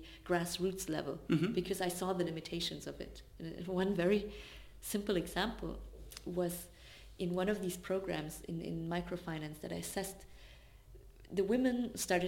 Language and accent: English; Swabia, Baden-Württemberg, Germany; I grew up in Swabia, which is a state in Germany that is known for being very resource oriented